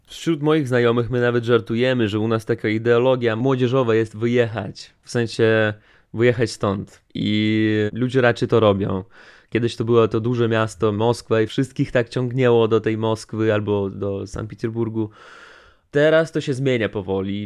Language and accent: Polish; Transnistria, Moldova; first language Russian; Polish is a second language; bo u nas ten kraj kraj się nazywa Pridnistrowie